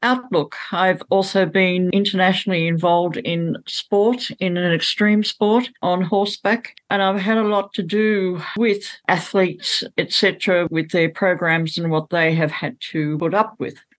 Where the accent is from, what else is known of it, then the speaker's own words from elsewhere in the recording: Australia; now in Bathurst, Australia; I come from Australia. I come now from a city called Bathurst